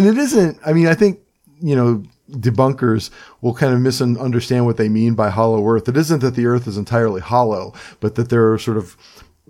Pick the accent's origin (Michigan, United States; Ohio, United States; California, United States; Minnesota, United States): Ohio, United States; Cleveland; now in central Pennsylvania, United States; I'm from Cleveland